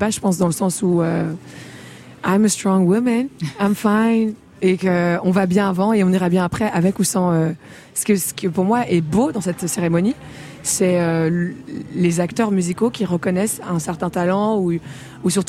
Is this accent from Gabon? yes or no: no; Rwanda; also born or lived in DR Congo; Je suis rwandaise congolaise.